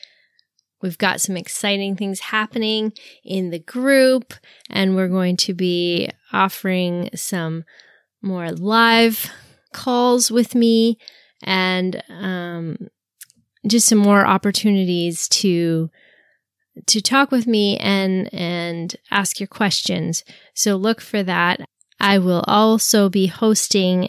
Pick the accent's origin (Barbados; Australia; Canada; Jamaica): Canada; since I'm Canadian